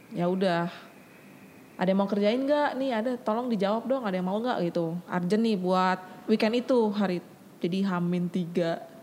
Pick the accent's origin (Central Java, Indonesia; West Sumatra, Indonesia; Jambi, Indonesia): Jambi, Indonesia; moved away as an adult; now in Jakarta, Indonesia; Gue lahir di Jambi